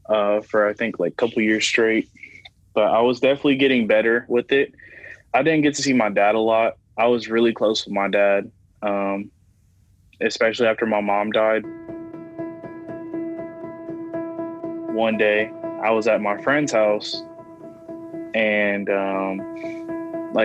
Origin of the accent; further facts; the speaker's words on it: Columbus, Ohio, United States; I'm 18, and I'm from Columbus, Ohio.